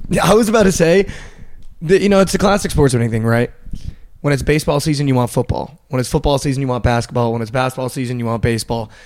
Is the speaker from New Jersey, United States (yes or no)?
yes; Northern New Jersey, United States; I'm from Northern Jersey.